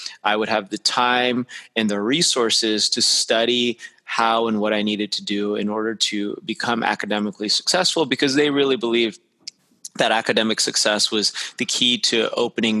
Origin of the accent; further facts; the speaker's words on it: Las Vegas, Nevada, United States; I actually grew up in Las Vegas, Nevada, which not too many people grow up there